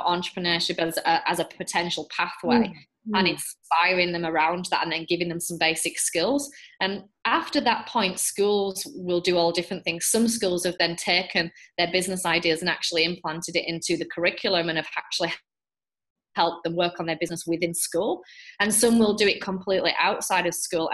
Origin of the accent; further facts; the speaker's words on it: England, United Kingdom; now in Australia; I'm English